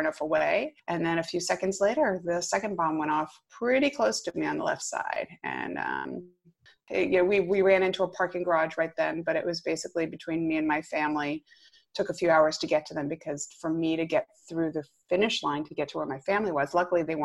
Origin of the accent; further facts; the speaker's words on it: Rhode Island, United States; moved away as an adult; now in Westchester, New York, United States; I'm originally from Rhode Island